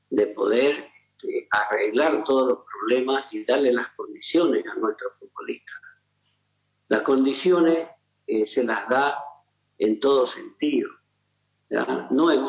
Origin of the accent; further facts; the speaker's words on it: Bolivia; Como boliviano